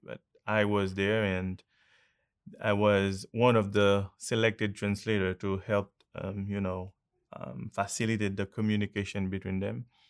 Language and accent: English; Haiti; I'm from Haiti.